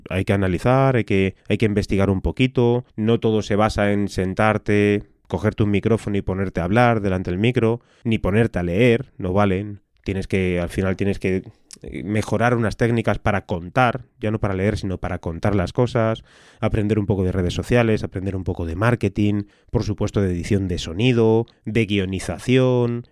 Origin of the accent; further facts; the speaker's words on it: Madrid, Community of Madrid, Spain; soy de, de Madrid, del barrio de San Blas